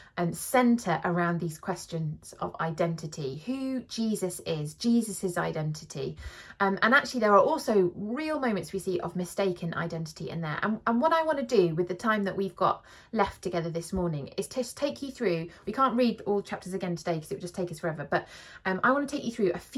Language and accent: English; South of England, United Kingdom; moved away; also born or lived in London / Bath; I'm from the south